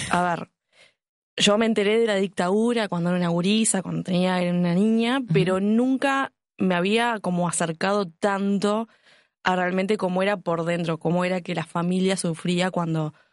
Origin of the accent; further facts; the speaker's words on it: Uruguay; Porque somos uruguayas.